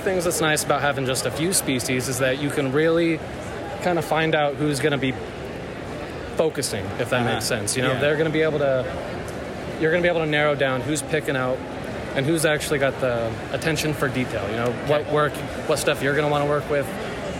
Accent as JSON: {"language": "English", "town": "Menifee", "region": "California", "country": "United States", "said": "From Menifee, California."}